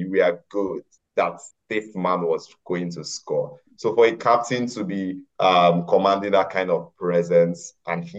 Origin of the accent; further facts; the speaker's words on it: Nigeria; as a Nigerian